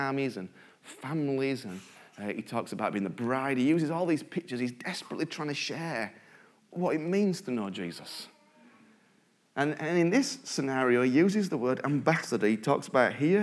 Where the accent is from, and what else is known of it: United Kingdom